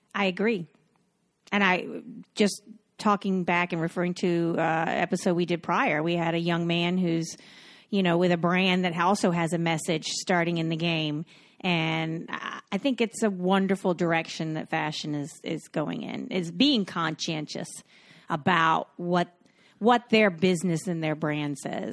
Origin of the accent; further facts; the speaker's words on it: Cocoa Beach, Florida, United States; I'm from Cocoa Beach, Florida